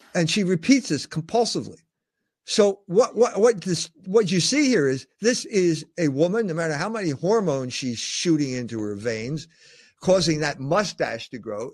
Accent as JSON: {"language": "English", "country": "United States", "said": "I'm half Irish and half German. So what does that mean? I'm an American."}